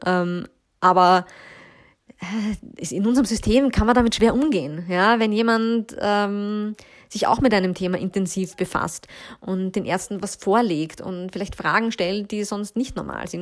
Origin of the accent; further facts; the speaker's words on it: Austria; bei uns in Österreich